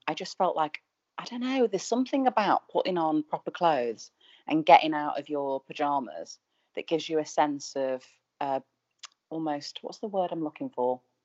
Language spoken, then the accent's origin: English; Manchester, North West England, United Kingdom; moved away; I'm from Manchester